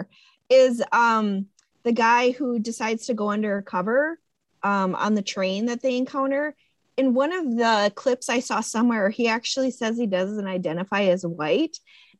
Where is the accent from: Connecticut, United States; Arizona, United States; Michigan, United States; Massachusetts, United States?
Connecticut, United States; I'm from Connecticut